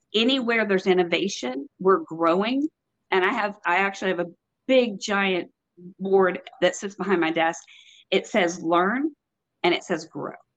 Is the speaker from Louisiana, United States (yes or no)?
no; Texas, United States; now in North Carolina, United States; I'm from Texas, born and raised, and now in North Carolina.